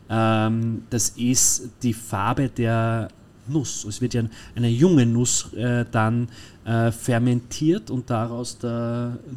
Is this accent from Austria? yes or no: yes; Austria; wiederum wir als Österreicher und die Deutschen und, und ist ja nicht nur auf die Deutschen